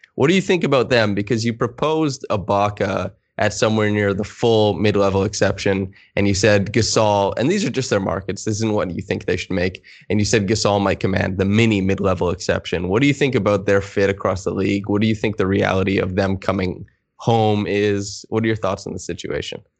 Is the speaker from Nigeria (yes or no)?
no; Saskatchewan, Canada; growing up in Saskatchewan